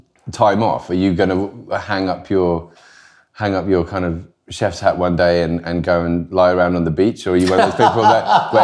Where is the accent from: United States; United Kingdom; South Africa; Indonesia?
United Kingdom; Sussex, South East England; I'm from Sussex. So I always like to bring a bit of Sussex produce.